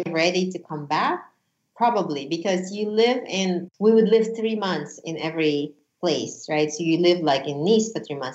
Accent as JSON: {"language": "English", "country": "United States", "said": "I'm a huge patriot. I'm an American. I, I love this country"}